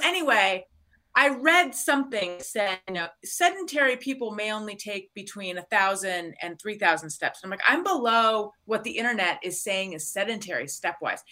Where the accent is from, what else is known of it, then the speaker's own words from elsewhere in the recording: Orange County, California, United States; also born or lived in Claremont / Costa Mesa / New York; now in Los Angeles, United States; I was born in Northern California, grew up in Orange County